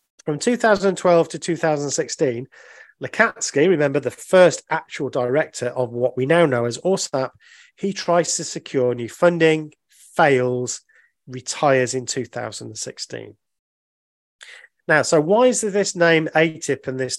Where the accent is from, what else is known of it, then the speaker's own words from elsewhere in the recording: United Kingdom; I'm a Brit